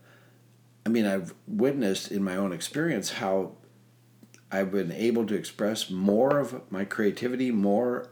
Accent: Minnesota, United States; moved away; I grew up in Minnesota

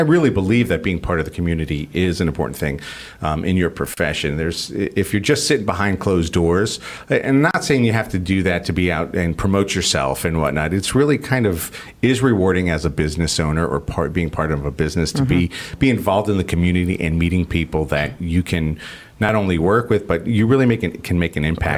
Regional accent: Miami, Florida, United States; also born or lived in New York City / San Francisco; And maybe that's because I grew up in places like Miami and, mm-hmm. and you know, I'm from New York City and I've lived in San Francisco

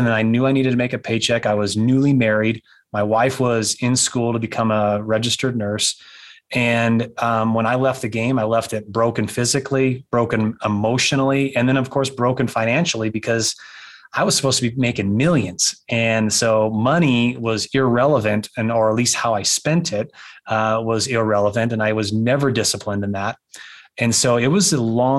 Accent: Pasco, Washington, United States; moved away; also born or lived in Wyoming; I'm a Washington kid. I was born up in Pasco, Washington, and we moved to Wyoming

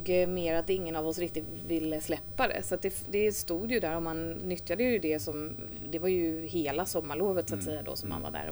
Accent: Sweden; also born or lived in Thames, New Zealand; Eh, vi flyttade till Sverige när jag var fyra, så det var inte speciellt länge.

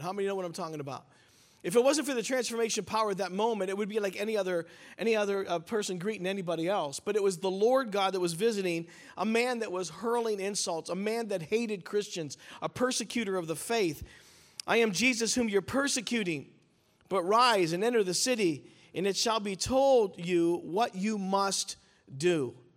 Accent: Pittsburgh, Pennsylvania, United States; I'm from Pittsburgh

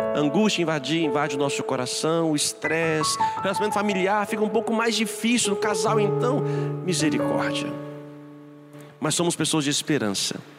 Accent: Brazil; como nós brasileiros, como nós somos

